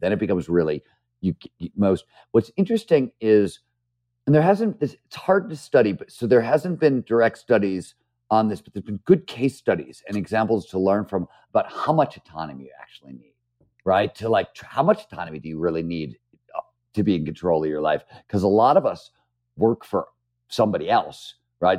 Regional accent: Cleveland, Ohio, United States; born or raised there; moved away; also born or lived in San Francisco

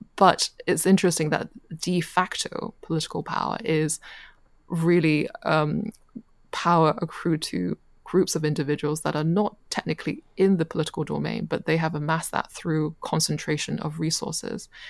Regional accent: United Kingdom; moved away as an adult; also born or lived in China; now in Shanghai, China; I was born in China and I left for Europe with my family when I was uh, eight

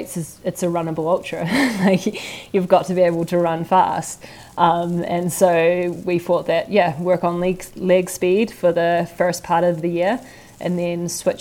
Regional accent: New Zealand

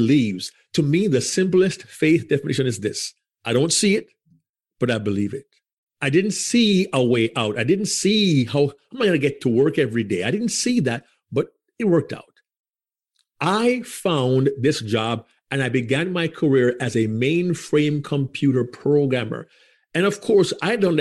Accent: Jamaica; moved away as an adult; also born or lived in Yonkers, New York; now in United States; I grew up in Jamaica as a Baptist.

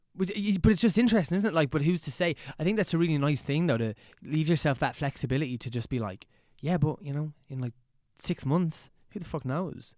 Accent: Dublin, Ireland; growing up here

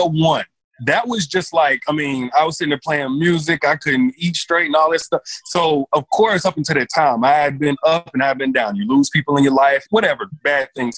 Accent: Enterprise, Alabama, United States; now in Alpharetta, United States; Alabama, Enterprise, Alabama, small town in Alabama

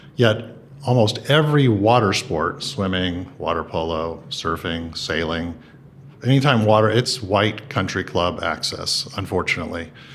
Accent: San Gabriel, California, United States; I grew up in San Gabriel, California

